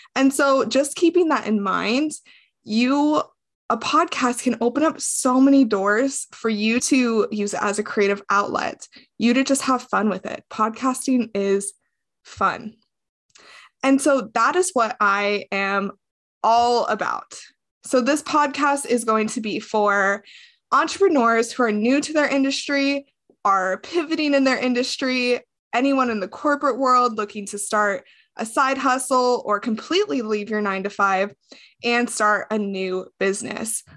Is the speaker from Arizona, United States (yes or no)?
no; Las Vegas, Nevada, United States; moved away as an adult; I grew up in Las Vegas, Nevada. I lived there up until I was twenty-three years old